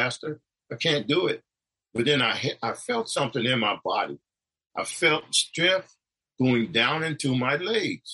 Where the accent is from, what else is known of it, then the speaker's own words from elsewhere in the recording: New York, United States; also born or lived in Connecticut; where I grew up in New York and the place in Connecticut